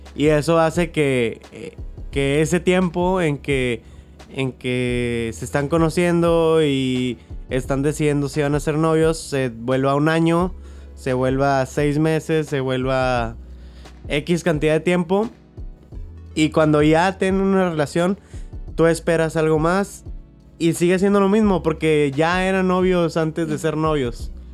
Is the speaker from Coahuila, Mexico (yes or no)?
no; Monterrey, Nuevo León, Mexico; Somos de Monterrey